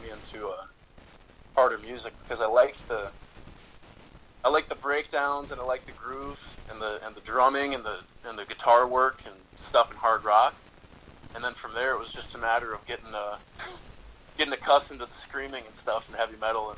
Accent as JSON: {"language": "English", "town": "Duluth", "region": "Minnesota", "country": "United States", "said": "I'm from Duluth, Minnesota"}